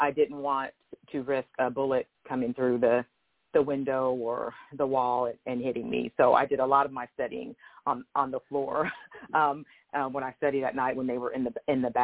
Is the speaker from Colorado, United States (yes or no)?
yes; Denver, Colorado, United States; So I grew up in Denver, Colorado, in what was at that time considered the hood.